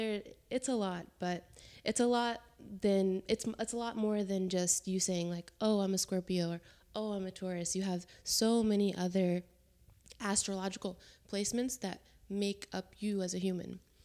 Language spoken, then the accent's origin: English; Jacksonville, North Carolina, United States; born there; also born or lived in New Jersey; Originally, I was born in North Carolina, in Jacksonville, and then I moved around a lot, I don't really consider myself from any place, but I was born in North Carolina. From there, I moved to South Carolina, I moved to New Jersey.